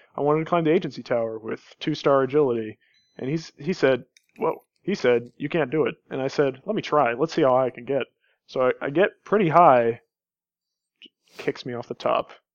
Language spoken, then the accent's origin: English; Kansas, United States; I grew up in Kansas.